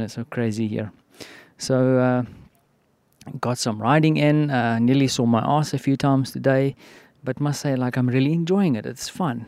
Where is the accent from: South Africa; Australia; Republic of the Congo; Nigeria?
South Africa; now in Poland; I'm from Africa, and, uh, I mean, we have the whole malaria vibe going on there in the southern part of South Africa